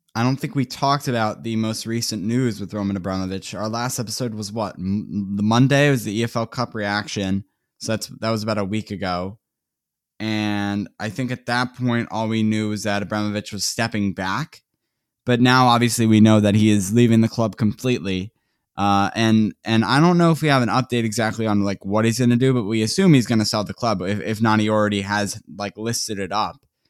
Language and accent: English; United States